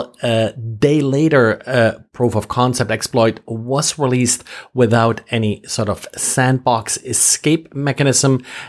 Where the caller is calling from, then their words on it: Jacksonville, Florida, United States; I'm recording from Jacksonville, Florida.